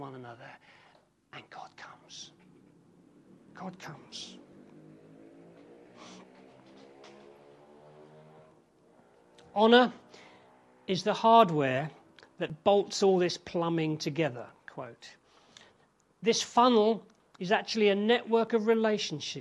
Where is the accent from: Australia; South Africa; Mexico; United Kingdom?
United Kingdom; England; as English people